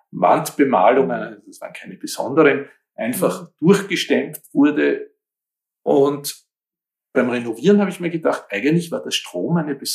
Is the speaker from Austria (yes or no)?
yes; Kaltenleutgeben, Lower Austria, Austria; Ich denke da jetzt an Kaltenleuth geben, meinen Heimatort